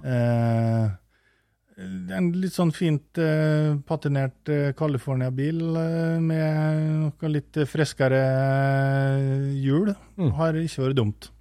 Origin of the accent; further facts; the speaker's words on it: Eide, Møre og Romsdal, Norway; Vi har et ganske sånn, stort generasjonshus på Eide på Nordmøre, der jeg, der jeg kommer fra